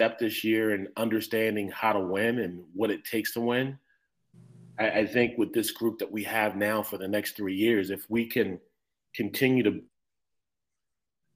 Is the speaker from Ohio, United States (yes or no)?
no; Washington, District of Columbia, United States; also born or lived in Durham, North Carolina; Coach John Thompson, who I grew up watching here in Washington, D.C. at Georgetown